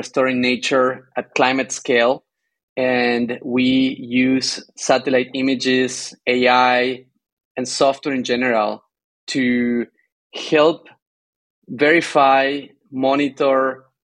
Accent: Argentina; moved away as an adult; also born or lived in Tucumán, Argentina / Bay Area, California; now in California, United States; I am originally from Argentina. I grew up surrounded by beautiful South American forest.

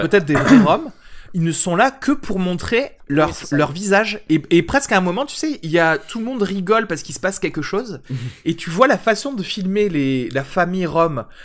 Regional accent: France; Moi, en tant que Français

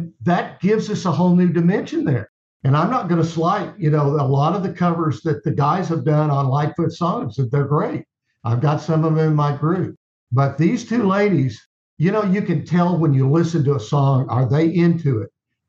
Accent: Texas, United States; I'm from Texas

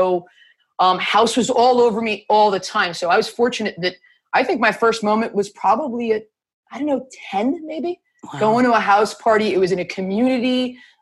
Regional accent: North Bergen, New Jersey, United States; I grew up in Jersey, North Bergen, right across from Midtown Manhattan

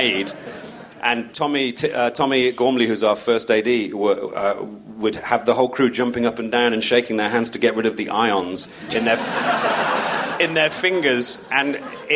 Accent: United Kingdom; as a Brit

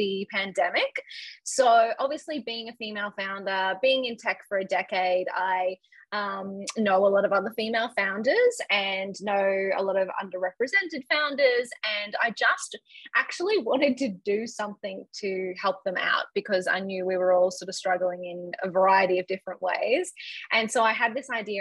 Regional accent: Brisbane, Queensland, Australia; I grew up in Brisbane in Australia

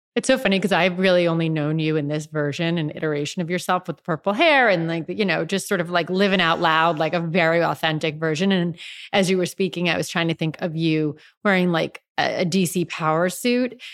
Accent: George Santos's congressional district, New York, United States; I grew up in George Santos's district, That's where I grew

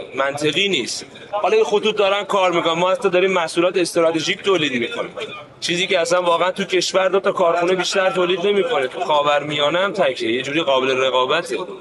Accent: Iran; ما همه ایرانیم

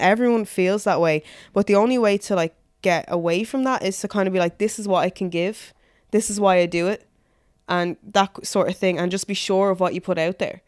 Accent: Dublin, Leinster, Ireland; I grew up in, um, Blanchestown. So I moved there when I was six

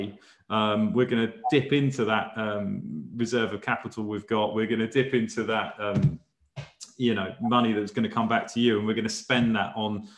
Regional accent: Chelmsford, East of England, United Kingdom; I'm from Chelmsford in Essex

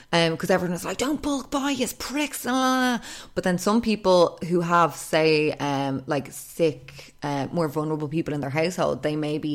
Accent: Portmarnock, Leinster, Ireland; I'm from Portmarnock and that's my Lidl.

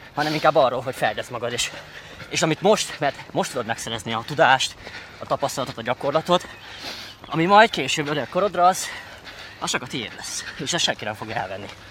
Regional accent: Hungary; also born or lived in United States; nekem ilyen közép-kelet-európai vagy magyar fejjel teljesen más kultúrában nevelkedtem, mint az amerikaiak

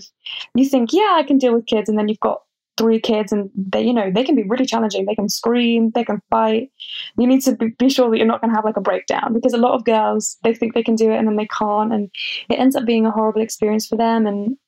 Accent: England, United Kingdom; they just know sometimes that I'm English. I don't know how they know.

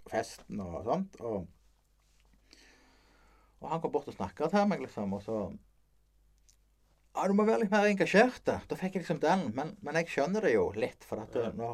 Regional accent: Rogaland, Norway; jeg, vi er jo fra Rogaland. Ja. Sånn, eh, de, de vokste opp på Hommersåk.

